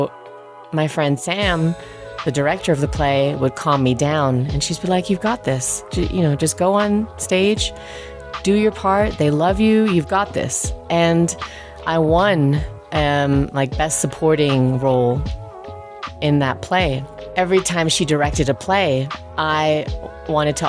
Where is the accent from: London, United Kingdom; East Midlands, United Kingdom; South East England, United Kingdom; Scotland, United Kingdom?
South East England, United Kingdom; Peacehaven; accent: British; also born or lived in Germany / New Mexico / New York; now in Aspen, United States; I grew up in Peacehaven, just outside of Brighton